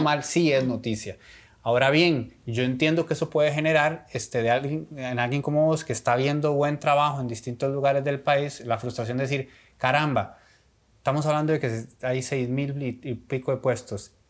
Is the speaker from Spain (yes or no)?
no; Costa Rica; uno como costarricense